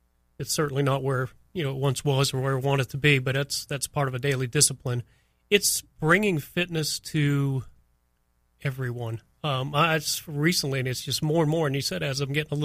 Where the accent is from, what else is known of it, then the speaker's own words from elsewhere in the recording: Miami, Florida, United States; also born or lived in New Bedford, Massachusetts; I grew up in Miami, and Miami was just, and it was just paradise growing up down there